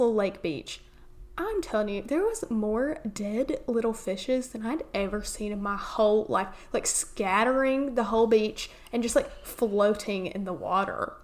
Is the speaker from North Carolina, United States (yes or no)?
yes; Lake Lure, North Carolina, United States; Lake Lure in my hometown